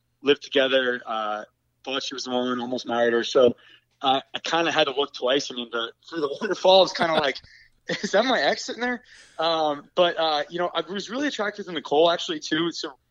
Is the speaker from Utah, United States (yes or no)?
no; New Jersey, United States; moved away as an adult; also born or lived in Baltimore; now in New York City, United States; I grew up in Jersey